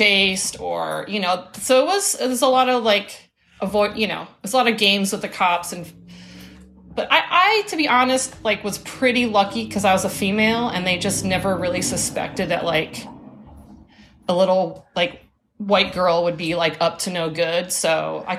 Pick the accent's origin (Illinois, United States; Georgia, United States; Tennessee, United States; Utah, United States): Illinois, United States; Chicago; moved away as an adult; also born or lived in Rome, Italy; now in Oakland, United States; I grew up in Chicago